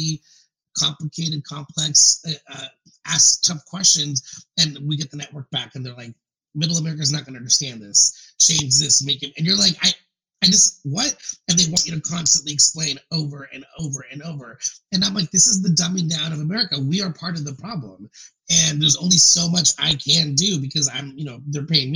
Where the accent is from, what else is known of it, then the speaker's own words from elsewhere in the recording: California, United States; I grew up in California, and I was asked when I was younger if I spoke Mexican